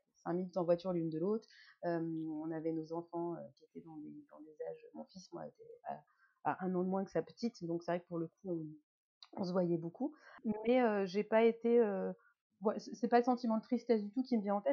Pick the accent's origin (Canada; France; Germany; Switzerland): France; je suis française, française.